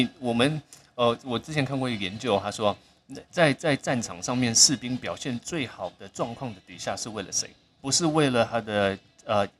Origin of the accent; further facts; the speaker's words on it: Singapore; 因为 … 小时候在新加坡出生长大，那我们那个地方因为很多马来同学、印度同学、很多外国同学